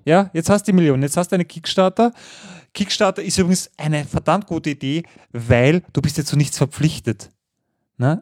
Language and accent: German; Austria; als Wiener Niederösterreicher